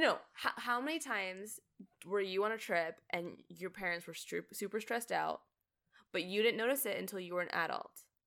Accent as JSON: {"language": "English", "country": "Canada", "moved": "as an adult", "lives_now": "United States", "said": "I'm Canadian."}